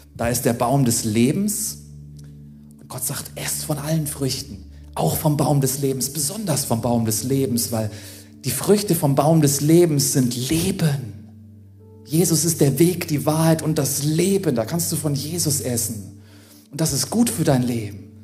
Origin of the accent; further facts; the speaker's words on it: Germany; auch für uns als Deutsche